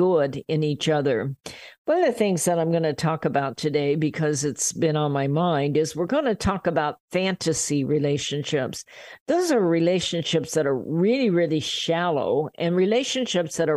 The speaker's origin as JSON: {"language": "English", "town": "Riverside", "region": "California", "country": "United States", "said": "we're from Riverside in California"}